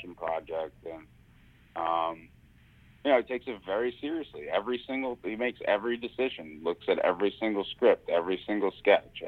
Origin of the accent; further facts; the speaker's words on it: New York City, New York, United States; growing up in Staten Island